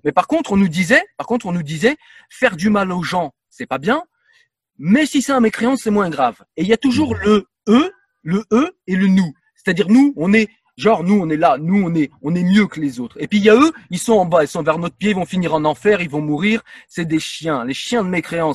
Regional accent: France; en tant que Français

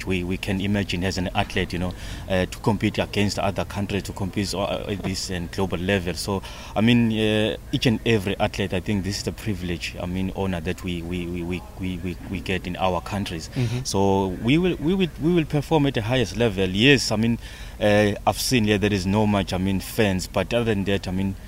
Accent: South Africa

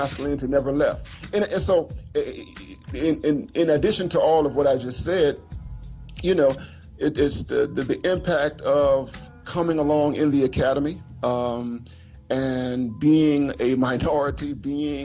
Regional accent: Miami, Florida, United States; I'm a, you know, Floridian. I grew up in Miami, Florida.

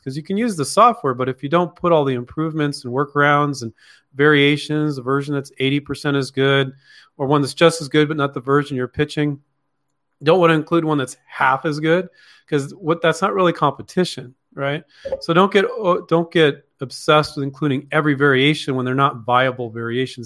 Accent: Palo Alto, California, United States; also born or lived in Mountain View, California; I grew up in Palo Alto and Mountain View, California.

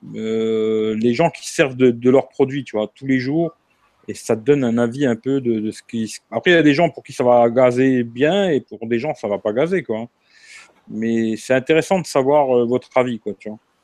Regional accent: Marseille, Provence-Alpes-Côte d'Azur, France; je suis Marseillais

